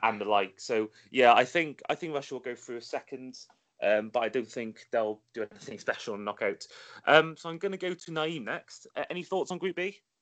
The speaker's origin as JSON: {"language": "English", "area": "Welsh", "region": "Wales", "country": "United Kingdom", "said": "the Welshman in this group"}